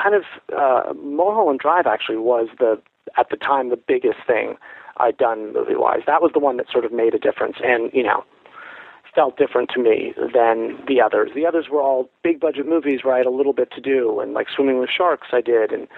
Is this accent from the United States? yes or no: yes; Los Angeles, California, United States; growing up in Los Angeles